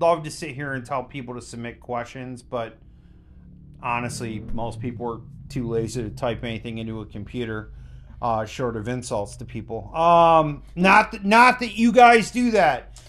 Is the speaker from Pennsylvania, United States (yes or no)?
no; Buffalo, New York, United States; we're from Buffalo